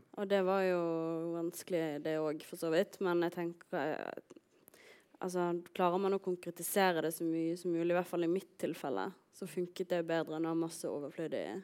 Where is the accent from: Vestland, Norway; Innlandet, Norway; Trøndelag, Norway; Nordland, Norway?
Vestland, Norway; Voss; jeg er jo fra Voss